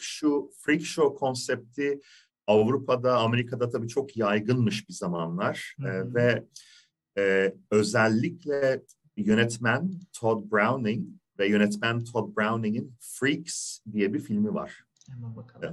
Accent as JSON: {"language": "Turkish", "region": "İzmir", "country": "Turkey", "said": "Ben İzmirliyim"}